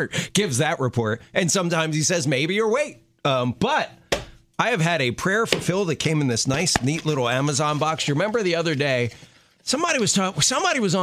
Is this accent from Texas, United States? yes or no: no; Baltimore, Maryland, United States; Baltimore, my hometown